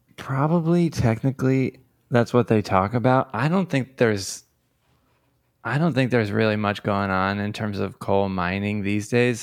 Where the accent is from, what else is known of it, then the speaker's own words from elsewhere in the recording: Tamaqua, Pennsylvania, United States; now in Philadelphia, United States; I grew up in northeastern Pennsylvania in the Coal Region